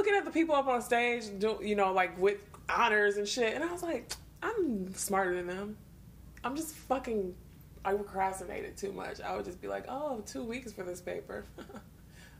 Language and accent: English; Detroit, Michigan, United States; growing up in Detroit, being all poor